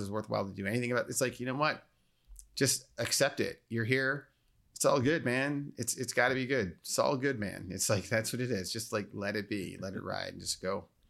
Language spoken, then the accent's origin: English; Naperville, Illinois, United States